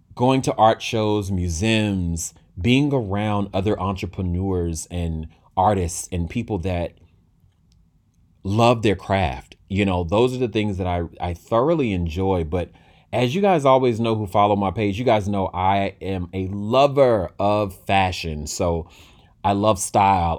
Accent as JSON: {"language": "English", "town": "Durham", "region": "North Carolina", "country": "United States", "tie": "born or raised there", "said": "from my hometown. Shout out to Bull City from Durham, North Carolina."}